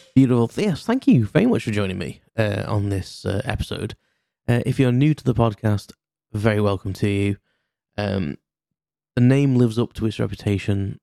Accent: Crewe, North West England, United Kingdom; I'm from Cheshire and I'm English, um, I was born in Crewe in Cheshire, that's where I live currently.

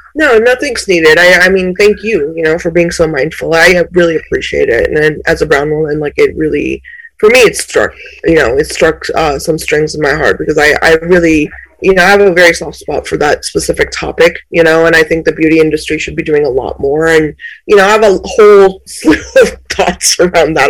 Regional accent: India; was born in India

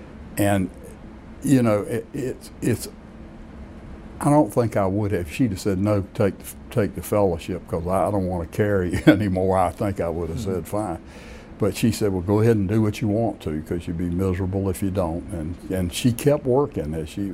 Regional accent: Raleigh, North Carolina, United States; Well, Raleigh was really just a mid-sized eastern North Carolina town. We were as much eastern North Carolina as any of the eastern cities. It was only about 50,000 people.

